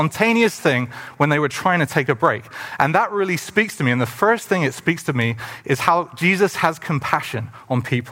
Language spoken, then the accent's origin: English; England, United Kingdom; now in Canada; growing up in England